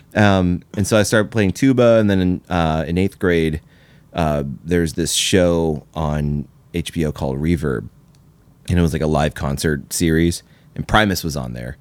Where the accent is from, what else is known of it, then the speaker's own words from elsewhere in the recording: Louisville, Kentucky, United States; I grew up in Louisville, Kentucky